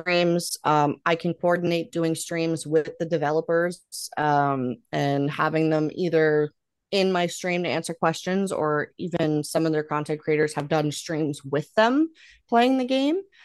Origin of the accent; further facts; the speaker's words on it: Canada; I'm Canadian